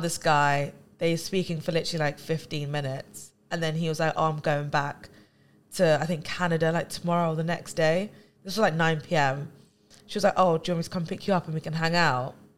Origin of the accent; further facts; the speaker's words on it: London, United Kingdom; we're from London